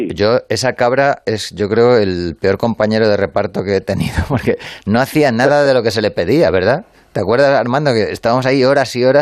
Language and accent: Spanish; Madrid, Community of Madrid, Spain; si yo soy madrileño